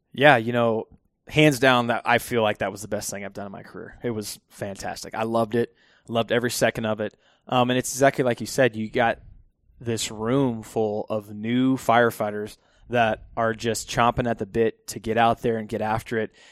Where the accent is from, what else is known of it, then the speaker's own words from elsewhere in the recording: Phoenix, Arizona, United States; I am born and raised, uh, Phoenix, Arizona.